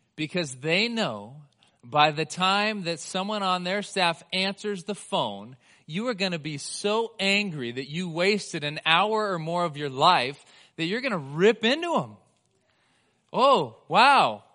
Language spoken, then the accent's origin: English; United States; we as the American church